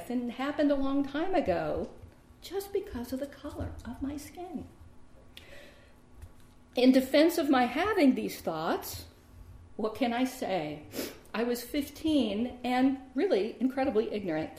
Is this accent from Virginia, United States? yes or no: yes; Richmond, Virginia, United States; I grew up in Richmond, Virginia, which has for decades been a majority African-American city